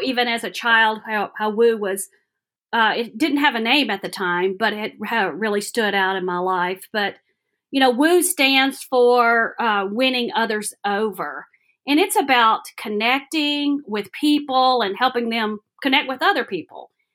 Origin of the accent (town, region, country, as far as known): Alabama, United States; born or raised there; moved away as an adult; now in Johnson City, United States